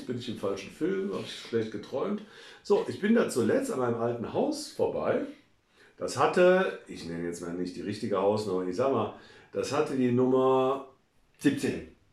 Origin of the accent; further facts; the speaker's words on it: Cologne, North Rhine-Westphalia, Germany; meiner Heimatstadt Cologne oder Cologne